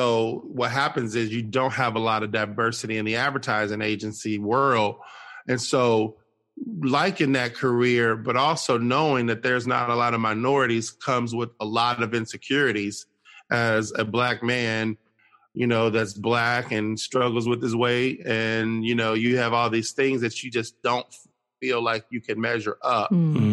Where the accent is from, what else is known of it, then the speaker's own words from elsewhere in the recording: Cincinnati, Ohio, United States; moved away as an adult; now in Nashville, United States; I'm originally from Cincinnati, Ohio